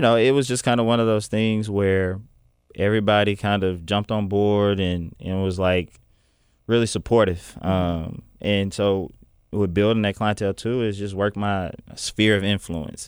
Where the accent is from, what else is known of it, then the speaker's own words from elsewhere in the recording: Little Rock, Arkansas, United States; I'm from Southwest Little Rock